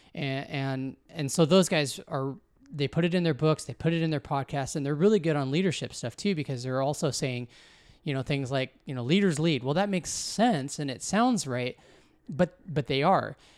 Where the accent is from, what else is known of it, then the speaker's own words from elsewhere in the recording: Washington, United States; also born or lived in California / Arizona; I was born in California, uh, when my parents, uh, divorced, uh, got, had a remarriage happen on both sides. And so Uh, my dad moved back east to Missouri. My mom and my stepdad moved us up here to Washington.